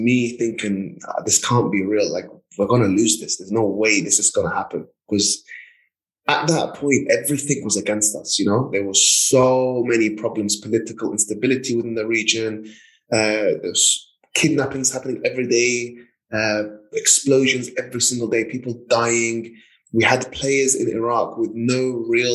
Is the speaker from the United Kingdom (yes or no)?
yes; London, United Kingdom; I remember growing up in London